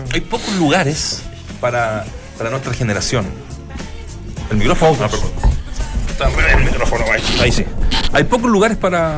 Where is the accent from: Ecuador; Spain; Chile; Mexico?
Chile; los que somos chilenos